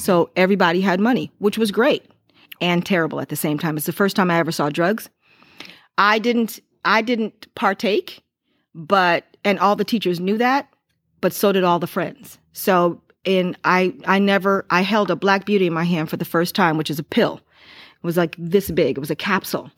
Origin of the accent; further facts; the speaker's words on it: Lorain, Ohio, United States; growing up in Lorraine, I didn't go to public school